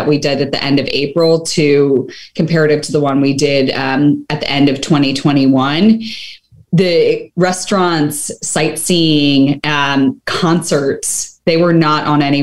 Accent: Philadelphia, Pennsylvania, United States; my hometown of Philadelphia

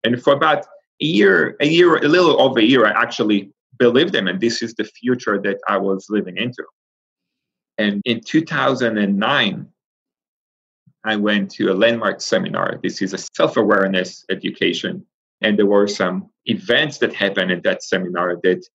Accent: Israel; moved away as an adult; I grew up in Israel, and Israel is Jewish

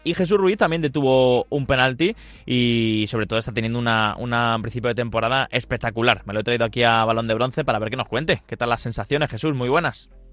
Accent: Leganés, Community of Madrid, Spain; soy de Leganés

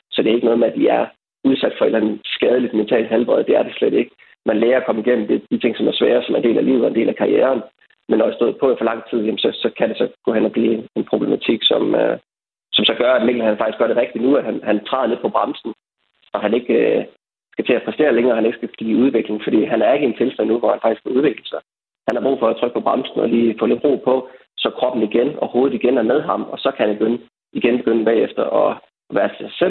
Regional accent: Denmark; som danskere i vores samfund

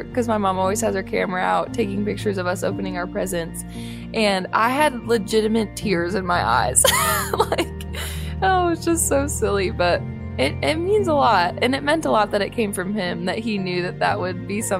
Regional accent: Buffalo, New York, United States; moved away; also born or lived in Nashville; growing up in Buffalo. And then he was with me through our move to Nashville.

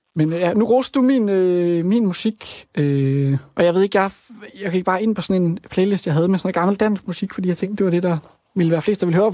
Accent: Rudkøbing, Southern Denmark, Denmark; also born or lived in Svendborg; now in Copenhagen, Denmark; Jeg kommer også fra Rudkøbing

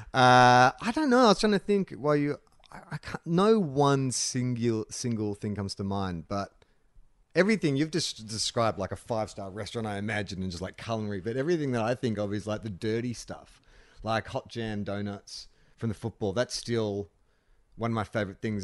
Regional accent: Australia; moved away; also born or lived in Los Angeles; growing up in Australia

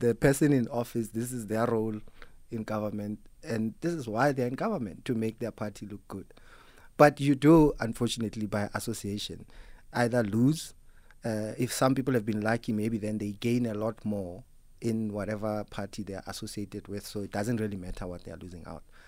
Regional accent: Free State, South Africa; I come from the Free State

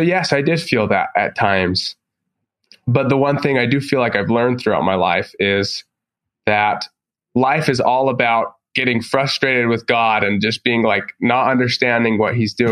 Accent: Provo, Utah, United States; I grew up in Provo next to BYU

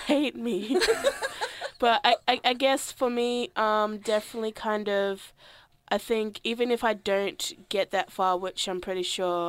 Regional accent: South Australia, Australia; moved away as an adult; now in Melbourne, Australia; I've been living in Melbourne for 3 to 4 years. I'm originally from South Australia. My background is Aboriginal and Romanian. My mother is Romanian. My father is Aboriginal.

